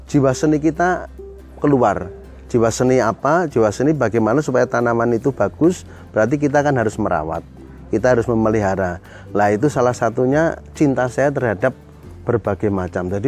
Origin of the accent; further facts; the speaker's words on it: Semarang, Central Java, Indonesia; SD semua di Semarang